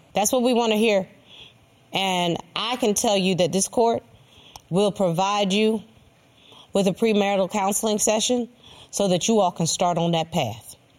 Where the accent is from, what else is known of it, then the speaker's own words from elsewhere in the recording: North Carolina, United States; I'm from North Carolina, so it would be that red clay dirt